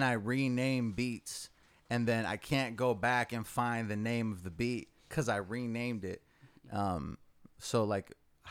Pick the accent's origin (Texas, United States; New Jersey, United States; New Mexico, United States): Texas, United States; Arlington; I was born in Arlington